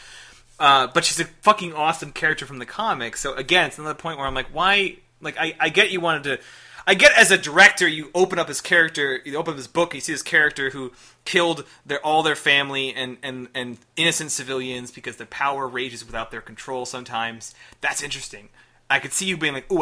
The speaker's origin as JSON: {"language": "English", "town": "Chicago", "region": "Illinois", "country": "United States", "said": "I am from Chicago"}